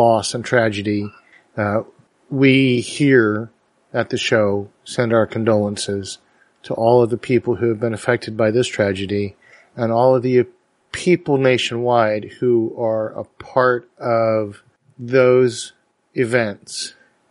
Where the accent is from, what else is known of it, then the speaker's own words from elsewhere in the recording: Dallas, Texas, United States; my hometown